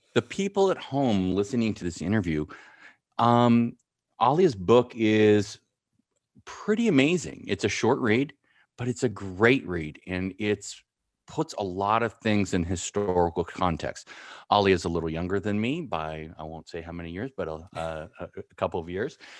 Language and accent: English; San Francisco, California, United States; also born or lived in Marin County / East Bay / Big Horn, Wyoming; I grew up in San Francisco, in Marin County and the East Bay